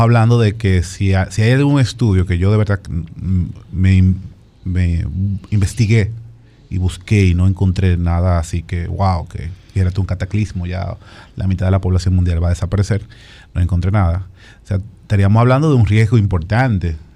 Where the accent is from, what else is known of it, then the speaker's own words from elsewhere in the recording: Sosúa, Puerto Plata, Dominican Republic; moved away; yo soy de Sosúa, Puerto y hablo con mi mamá siempre